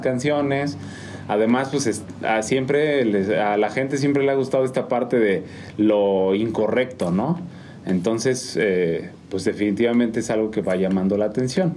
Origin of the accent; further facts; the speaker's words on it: Mexico City, Mexico; moved away as an adult; also born or lived in Durango; now in San Juan del Río, Mexico; yo nací en DF